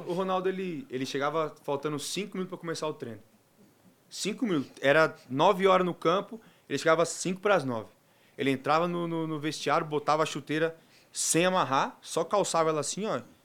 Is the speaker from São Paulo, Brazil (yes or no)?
yes; Mooca, São Paulo, Brazil; Terror da Moca, que é lá do meu bairro, né, de onde eu nasci e fui criado